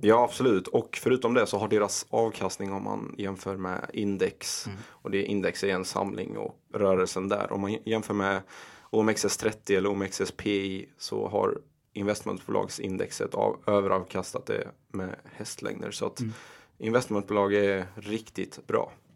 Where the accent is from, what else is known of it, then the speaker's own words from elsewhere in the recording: Ronneby, Blekinge, Sweden; moved away as an adult; also born or lived in Iraq / Rosengård, Malmö; now in Stockholm, Sweden; vi flyttade till Ronneby och Kallinge, väldigt liten I byhåla i Blekinge. Mm. Och eh, där växte jag upp, gick eh, högstadiet, gymnasiet